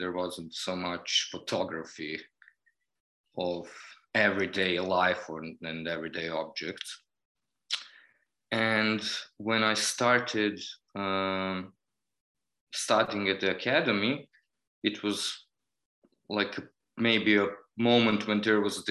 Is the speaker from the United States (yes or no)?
no; Novi Sad, Vojvodina, Serbia; I was born and raised in Novi Sad, Serbia